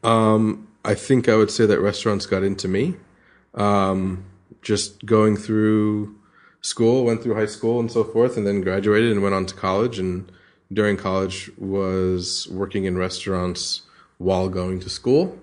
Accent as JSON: {"language": "English", "region": "New Jersey", "country": "United States", "tie": "born or raised there", "moved": "as an adult", "lives_now": "Australia", "said": "I grew up in New Jersey, um, outside of New York, probably about an hour's drive from New York City"}